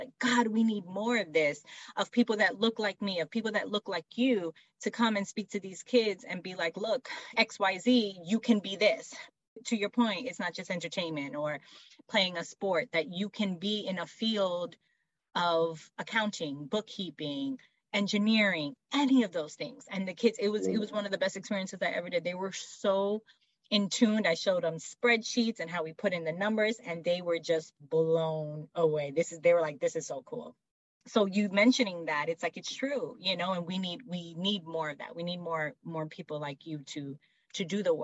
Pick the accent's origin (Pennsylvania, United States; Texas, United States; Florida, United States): Florida, United States; South; I grew up in South Florida